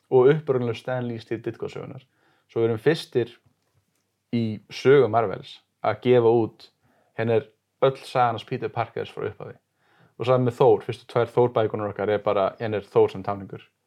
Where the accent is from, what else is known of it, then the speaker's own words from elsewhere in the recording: Sweden; now in Iceland; ég orðst upp í Svíþjóð